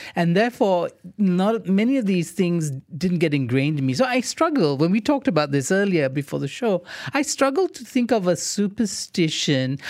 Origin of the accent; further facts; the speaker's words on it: India; I'm Indian.